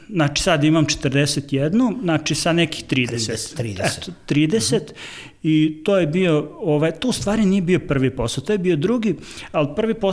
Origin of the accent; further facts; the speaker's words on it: Novi Sad, Vojvodina, Serbia; dolazim iz Novog Sada.